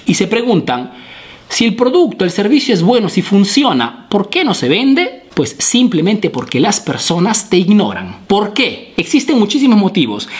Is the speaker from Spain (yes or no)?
no; Peru; now in Italy